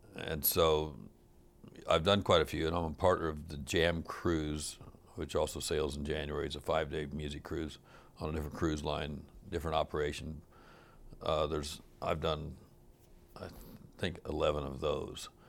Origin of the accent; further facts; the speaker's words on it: Kansas City, Missouri, United States; moved away as an adult; also born or lived in Los Angeles / Minneapolis; I'm from Kansas City initially, and I'd lived in Los Angeles, and then I'd lived in Minneapolis, and, uh, upon moving back to Kansas City